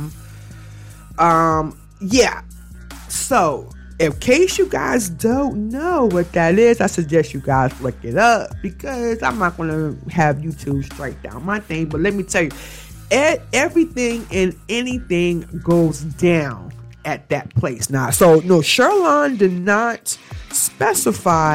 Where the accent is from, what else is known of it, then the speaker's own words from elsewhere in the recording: Jamaica; me as a Jamaican